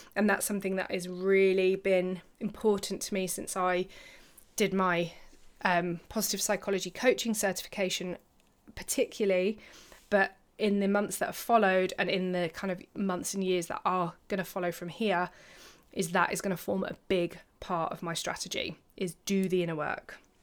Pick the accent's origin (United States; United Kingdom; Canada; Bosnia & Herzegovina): United Kingdom; I'm British